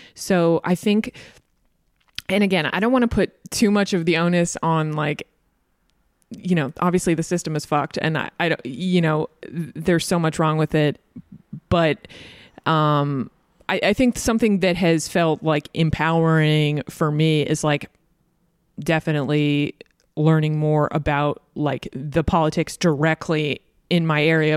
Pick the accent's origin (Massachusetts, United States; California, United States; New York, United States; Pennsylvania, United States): Massachusetts, United States; I'm from Massachusetts